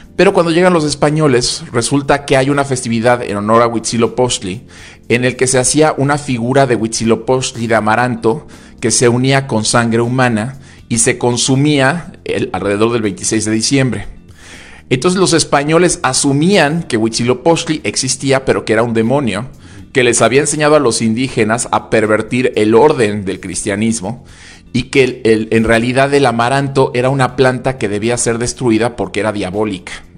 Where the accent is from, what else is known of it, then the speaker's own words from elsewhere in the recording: Puebla, Mexico; como poblanos decimos que el mole poblano es un platillo exquisito